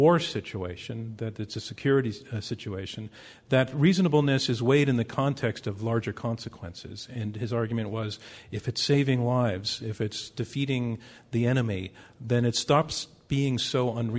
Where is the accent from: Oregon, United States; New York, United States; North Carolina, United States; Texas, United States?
New York, United States; New York City; I'm from the Bronx